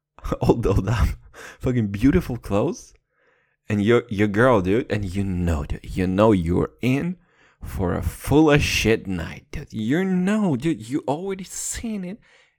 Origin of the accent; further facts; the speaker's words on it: United Kingdom; And once again, I'm British, fucked up the whole reference.